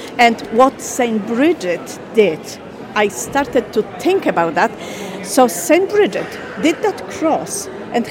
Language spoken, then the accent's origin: English; Poland; now in Ireland; I'm originally from Poland.